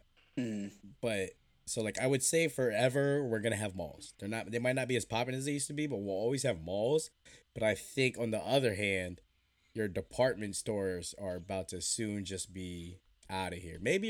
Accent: Woodbridge, Virginia, United States; also born or lived in Norfolk, Virginia; growing up in Woodbridge, we were spoiled.

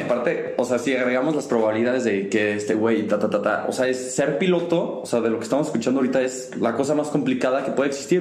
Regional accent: León, Guanajuato, Mexico; somos de León

